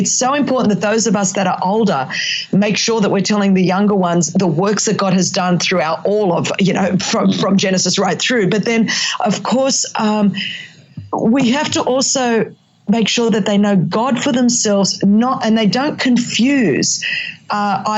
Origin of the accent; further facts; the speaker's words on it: Australia; accent: Australian; first language Greek; English is a second language; it's my Australian accent, but you know, it's, but I do speak, Greek is my first language.